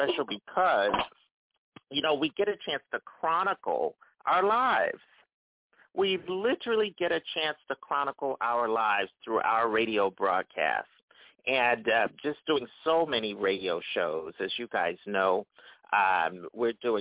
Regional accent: Philadelphia, Pennsylvania, United States; I'm from Philadelphia

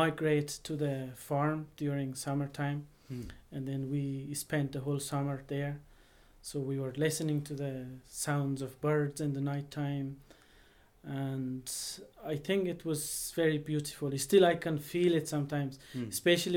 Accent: northeast Afghanistan, Afghanistan; first language Dari; English is a second language; moved away as an adult; now in Waterford, Ireland; I come from the very northeast of Afghanistan

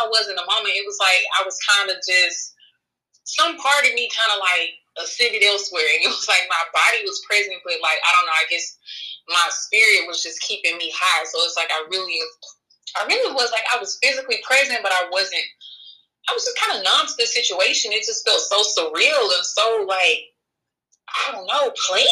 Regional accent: Memphis, Tennessee, United States; moved away; Memphis, my hometown where I'm from

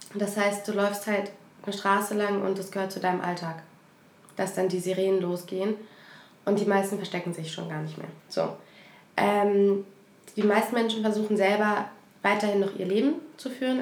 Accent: Ukraine; also born or lived in Germany; now in Berlin, Germany; ich bin Ukrainerin

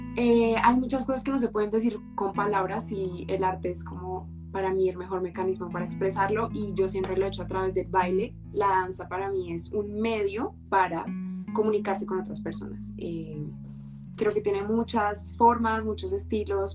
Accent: Colombia; soy colombiana, he vivido toda la vida en Colombia

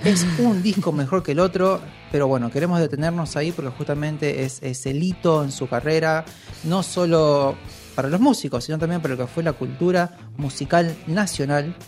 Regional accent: Argentina

